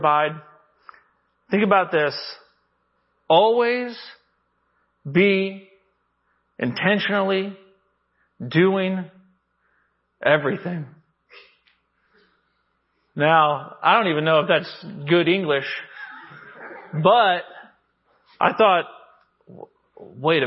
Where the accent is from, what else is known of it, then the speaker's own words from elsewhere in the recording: Arkansas, United States; I come from Arkansas